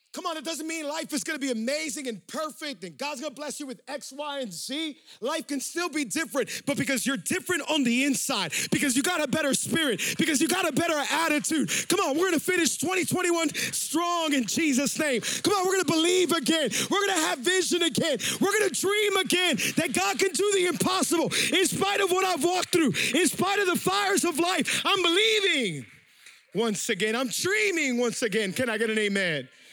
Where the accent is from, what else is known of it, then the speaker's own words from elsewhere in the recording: Miami, Florida, United States; We're from Miami, and Miami has a whole lot of uh, humidity